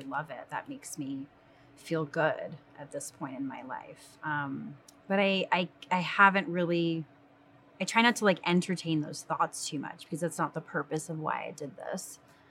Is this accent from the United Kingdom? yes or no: no; Rhode Island, United States; I was born in Rhode Island